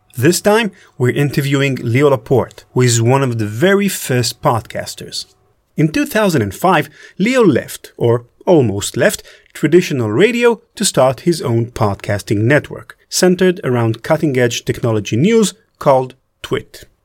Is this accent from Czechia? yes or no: no; Israel; I'm from Israel